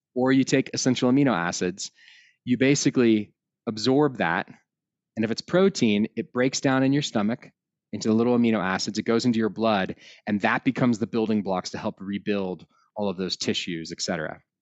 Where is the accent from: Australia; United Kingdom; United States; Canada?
United States; outside of Austin, Texas; now in Colorado, United States; I was raised outside of Austin, Texas